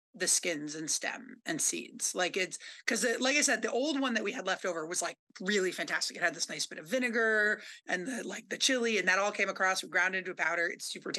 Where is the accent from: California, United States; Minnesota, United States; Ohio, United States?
California, United States; Berkeley; now in Vermont, United States; I grew up in Berkeley.